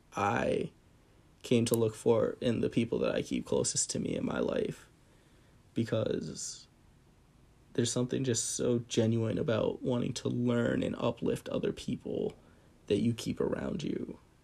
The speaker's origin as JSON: {"language": "English", "region": "central New Jersey", "country": "United States", "tie": "born or raised there", "said": "grew up in Jersey, uh, very central Jersey"}